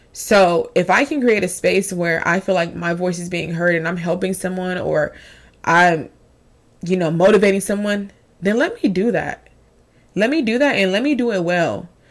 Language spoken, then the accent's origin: English; Long Beach, California, United States; Even though I didn't grow up in the San Fernando Valley area, I grew up in Long Beach